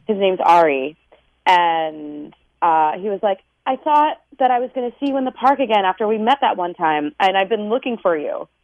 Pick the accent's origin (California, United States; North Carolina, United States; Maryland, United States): Maryland, United States; moved away; we're both from Maryland